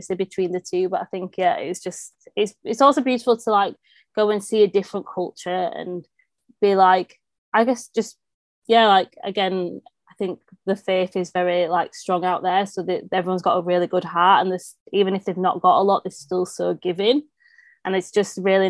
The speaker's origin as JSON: {"language": "English", "region": "England", "country": "United Kingdom", "also_born_or_lived": "Morocco", "said": "being English"}